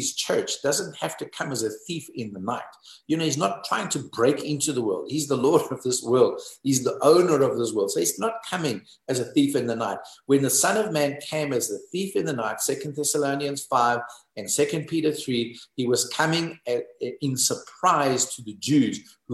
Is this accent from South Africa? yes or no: yes; South Africa; I'm South African